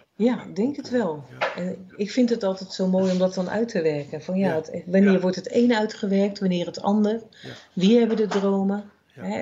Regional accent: Netherlands; als Nederlanders

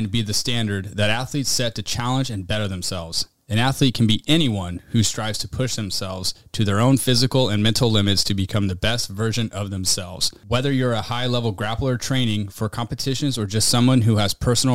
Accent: Nevada County, California, United States; there's a Nevada County in California, where I'm from.

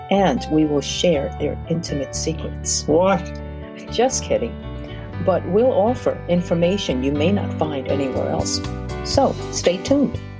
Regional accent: New York City, New York, United States; also born or lived in Brazil; I was born in Brazil, South America, from an Asian family, and grew up in Brooklyn, New York.

